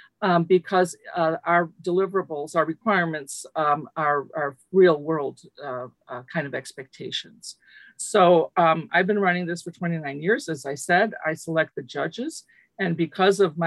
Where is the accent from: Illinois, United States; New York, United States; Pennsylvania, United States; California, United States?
Illinois, United States; Chicago; first language Lithuanian; English is a second language; I grew up in Chicago, the child of refugees from Lithuania. I was monolingual in Lithuanian until I started kindergarten